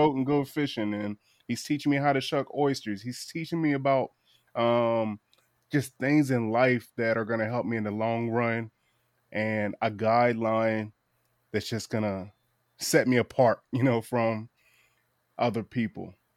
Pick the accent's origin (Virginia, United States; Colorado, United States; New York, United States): Virginia, United States; Eastern Shore of; I'm from the Eastern Shore of Virginia